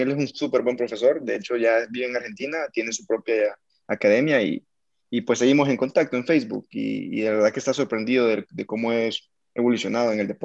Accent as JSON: {"language": "Spanish", "country": "El Salvador", "also_born_or_lived": "Bogotá", "said": "Sí, yo soy salvadoreño."}